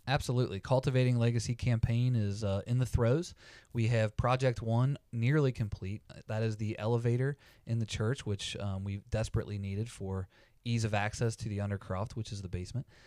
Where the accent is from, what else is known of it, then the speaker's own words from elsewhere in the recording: Campbell County, Kentucky, United States; born and raised in Campbell County, Kentucky, lived, uh, here my entire life